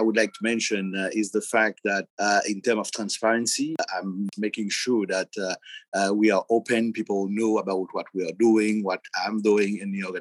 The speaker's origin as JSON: {"language": "English", "country": "Haiti", "said": "I'm from Haiti. I'm living in Haiti"}